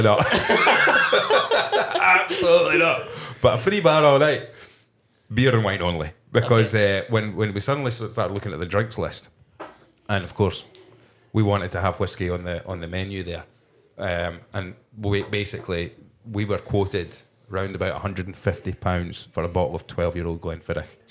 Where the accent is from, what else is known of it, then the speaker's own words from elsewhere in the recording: Kirkcaldy, Scotland, United Kingdom; we're in Edinburgh right now, but I'm originally from Kirkcaldy in Fife